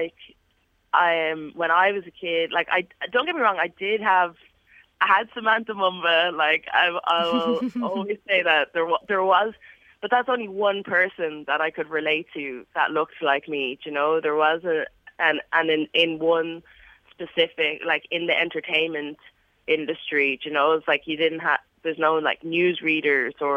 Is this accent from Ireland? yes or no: yes; Dublin, Leinster, Ireland; also born or lived in England; where I was from, which is Dublin, and then not being satisfied with that, and then I'm like, okay, I'm from Blanchardstown